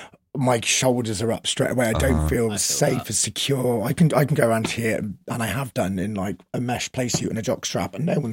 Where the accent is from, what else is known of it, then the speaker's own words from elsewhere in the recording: Andover, South East England, United Kingdom; moved away; I grew up in Andover, which is like near Basingstoke, like Southampton.